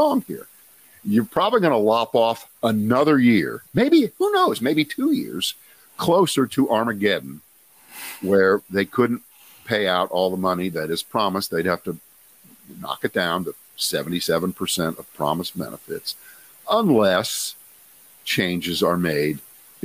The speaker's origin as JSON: {"language": "English", "town": "Columbus", "region": "Ohio", "country": "United States", "moved": "yes", "said": "I'm from Columbus, Ohio"}